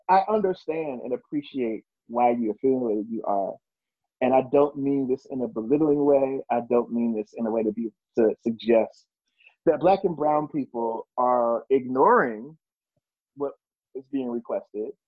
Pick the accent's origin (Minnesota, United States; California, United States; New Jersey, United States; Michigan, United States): New Jersey, United States; moved away; I'm from New Jersey.